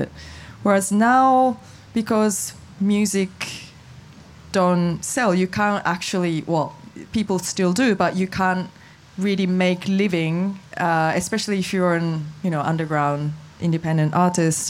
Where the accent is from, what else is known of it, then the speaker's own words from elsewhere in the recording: Japan; I'm from Japan